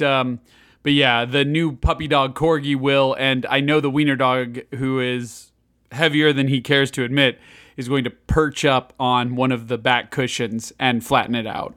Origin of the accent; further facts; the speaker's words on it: Chicago, Illinois, United States; moved away; growing up in Chicago